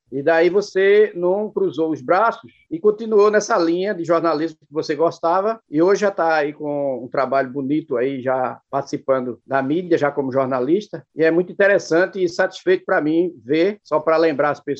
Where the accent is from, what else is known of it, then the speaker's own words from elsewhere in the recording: Nazaré da Mata, Pernambuco, Brazil; also born or lived in Buenos Aires (Jacu), Pernambuco; mas por direito eu sou nazareno, porque Buenos Aires, ou Jacu, que era o, a, que é onde eu nasci, ela pertencia a Nazaré da Mata